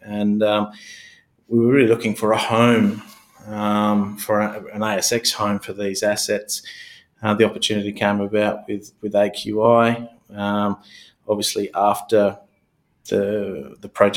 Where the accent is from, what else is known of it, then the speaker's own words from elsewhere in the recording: Kalgoorlie, Western Australia, Australia; I was born and bred in Kalgoorlie, spent a good part of my youth in that part of the world